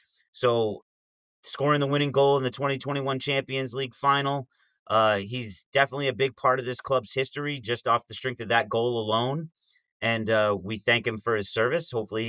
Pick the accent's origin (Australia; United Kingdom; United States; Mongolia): United States; Maybe I'm just an American fan